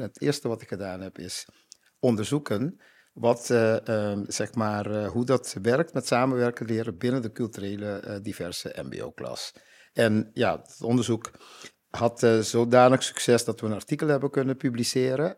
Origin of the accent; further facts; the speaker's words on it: Curaçao; now in Netherlands; ik uit Curaçao kom